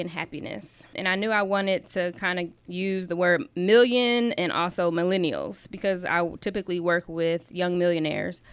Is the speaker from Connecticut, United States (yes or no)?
no; South Bend, Indiana, United States; also born or lived in Alabama; I was born and raised in South Bend. I'm an East Sider